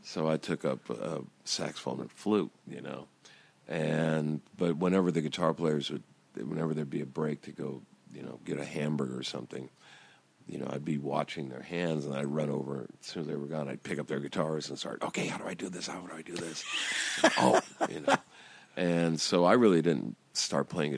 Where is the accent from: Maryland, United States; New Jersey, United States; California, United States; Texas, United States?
California, United States; Downey; also born or lived in Long Beach; we're guys from Downey